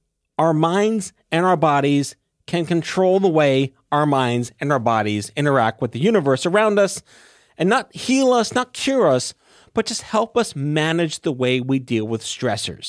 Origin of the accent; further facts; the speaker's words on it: United States; as an American